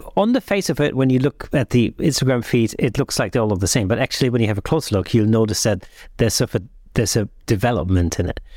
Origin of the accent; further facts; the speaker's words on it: Southern Germany, Germany; now in United Kingdom; in the south of Germany where I grew up.